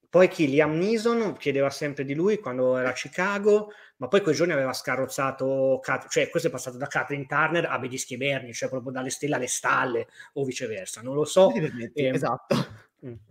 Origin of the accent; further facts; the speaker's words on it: Marche, Italy; Per, peraltro Enrico, un mio conterraneo, perché io sono marchigiano e quindi